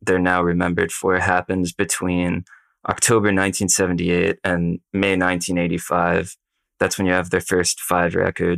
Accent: United States; as an American listener born decades later

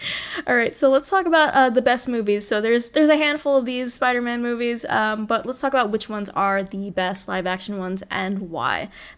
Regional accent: New York City, New York, United States; I grew up in Queens

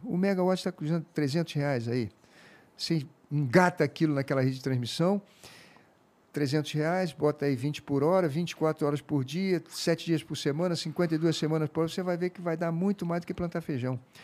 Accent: Rio de Janeiro, Brazil; also born or lived in Africa; Eu conheço o povo da minha terra, o povo do Rio de Janeiro.

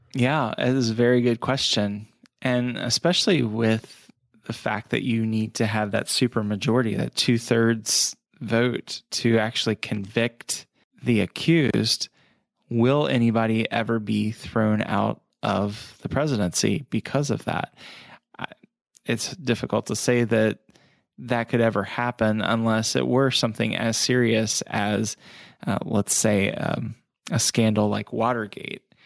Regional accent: United States; we as the American people

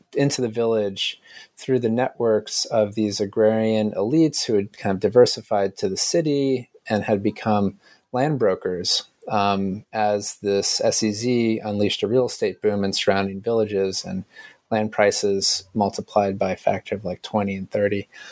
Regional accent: United States

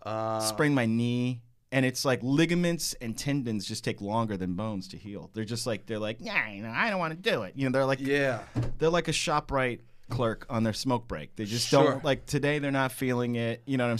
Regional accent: Texas, United States; now in Brooklyn, United States; I was raised in Texas

